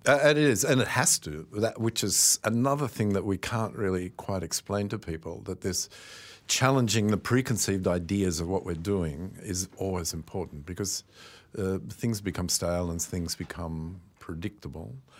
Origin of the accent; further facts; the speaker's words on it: Australia; maybe this is being Australian